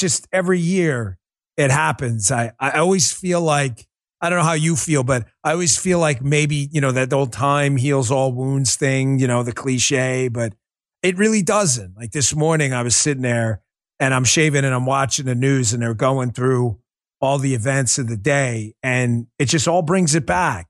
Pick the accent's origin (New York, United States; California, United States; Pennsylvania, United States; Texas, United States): New York, United States; But being a New Yorker myself, uh, being up in New York when it went down